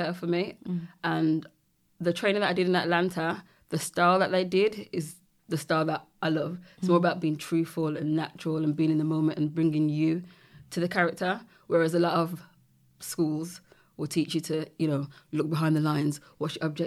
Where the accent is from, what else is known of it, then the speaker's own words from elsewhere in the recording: Birmingham, West Midlands, United Kingdom; I'm from Birmingham. Born and raised.